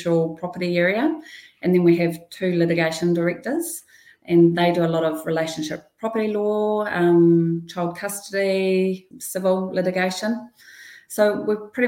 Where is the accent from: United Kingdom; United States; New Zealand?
New Zealand; Whakatane, Bay of Plenty; I grew up in Whakatane, and none of my friends were particularly ambitious back then